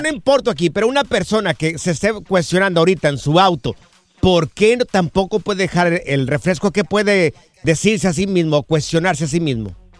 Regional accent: Mexico; moved away; nosotros que vinimos de allá de México

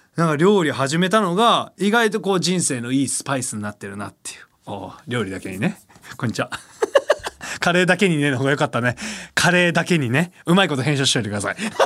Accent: Osaka, Japan; accent: Kansai dialect; now in Tokyo, Japan; 俺が地元の大 阪帰ってさ実家帰った時に

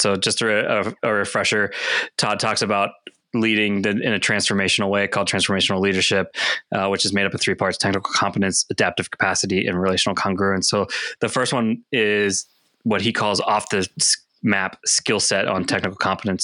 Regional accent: Greensburg, Pennsylvania, United States; moved away; I'm originally from Greensburg, Pennsylvania, which is about 30 miles east of Pittsburgh

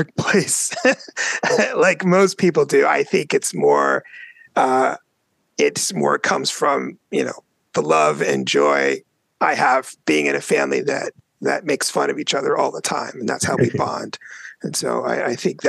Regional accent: Northern Virginia, United States; I grew up in North Virginia area

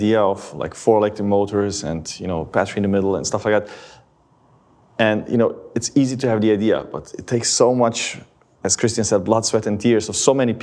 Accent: Livno, Federation of Bosnia and Herzegovina, Bosnia & Herzegovina; my hometown of Livno in Bosnia

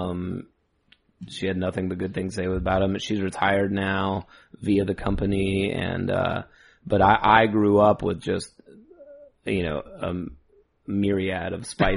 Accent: Douglasville, Georgia, United States; I live in Douglasville, still currently, and born and raised in Douglasville proper

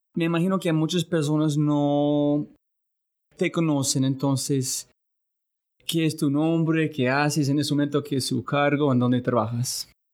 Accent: United States; Spanish is a second language; moved away; soy un gringo

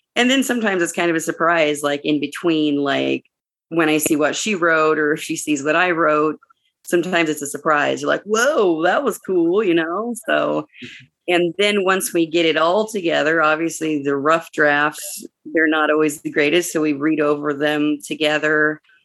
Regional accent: Arizona, United States; growing up in Arizona

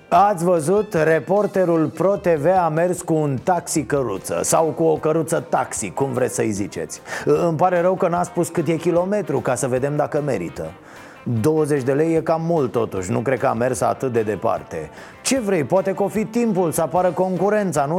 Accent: Romania; ne place nouă românilor

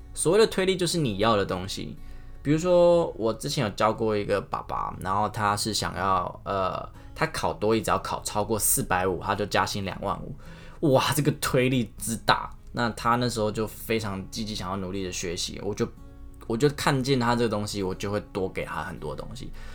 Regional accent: Taiwan; 我们台湾人，我们讲一个“没”、“买”、台语就这么多分法了

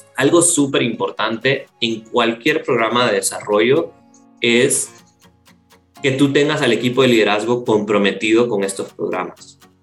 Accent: El Salvador; Yo soy salvadoreño y en El Salvador la, la industria call center es, es, muy fuerte

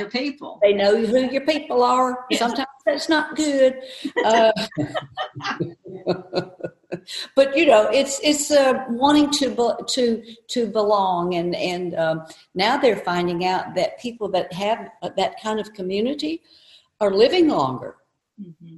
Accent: the South, United States; moved away; also born or lived in New York

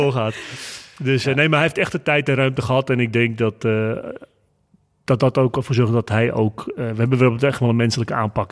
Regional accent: North Holland, Netherlands; ik kom uit het Noord-Hollandse.

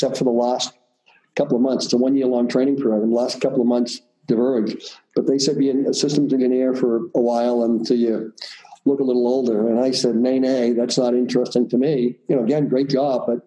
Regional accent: Boston, Massachusetts, United States; accent: Boston; I grew up in the heart of the city in a neighborhood called Dorchester

